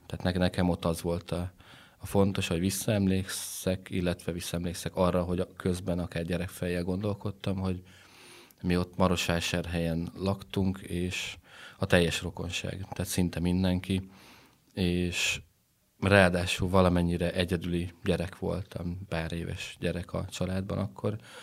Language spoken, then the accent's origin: Hungarian; Transylvania, Romania; also born or lived in Netherlands; Erdélyből származok